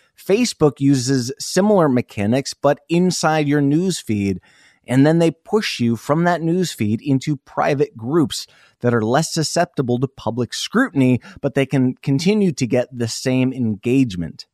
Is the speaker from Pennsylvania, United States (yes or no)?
no; Iowa, United States; moved away; also born or lived in South Dakota; I grew up in Iowa